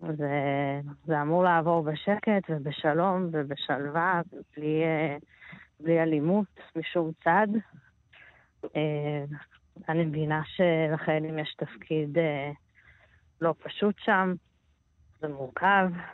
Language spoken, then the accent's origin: Hebrew; Israel; אני ישראלית, אני יהודייה